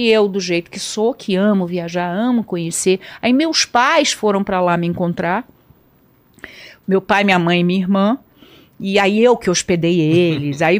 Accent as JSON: {"language": "Portuguese", "country": "Brazil", "said": "eu, tô, eu sou brasileira, eu gostaria de ir para aí e tal."}